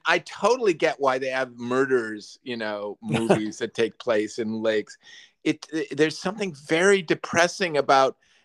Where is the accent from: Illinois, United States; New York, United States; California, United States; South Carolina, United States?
Illinois, United States; near Lake Michigan, Northern; I grew up near Lake Michigan.